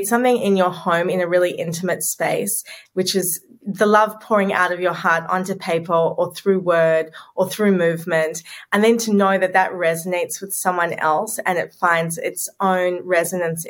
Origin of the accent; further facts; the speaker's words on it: Sydney, New South Wales, Australia; moved away as an adult; also born or lived in New York City; I grew up in Sydney, where I'm living now, but at 24, I packed my bags